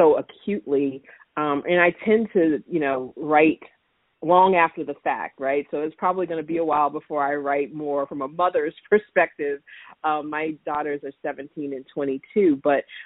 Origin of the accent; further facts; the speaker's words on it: Florida, United States; moved away; I grew up in Florida